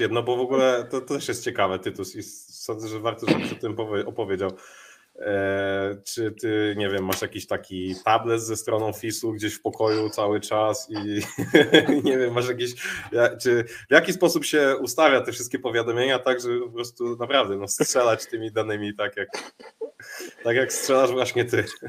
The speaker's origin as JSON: {"language": "Polish", "town": "Warsaw", "region": "Masovian Voivodeship", "country": "Poland", "said": "ja jestem ten z Mokotowa"}